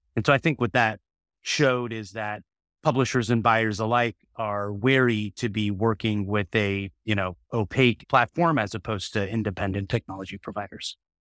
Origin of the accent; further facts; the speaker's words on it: Silicon Valley, California, United States; I'm born and raised in Silicon Valley